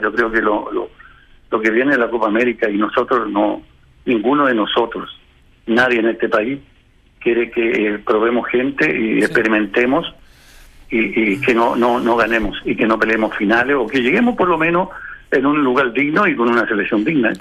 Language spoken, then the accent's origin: Spanish; Chile